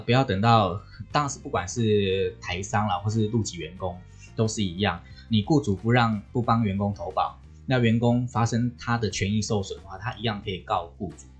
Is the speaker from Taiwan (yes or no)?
yes; Taiwan; 我们台湾人算台港澳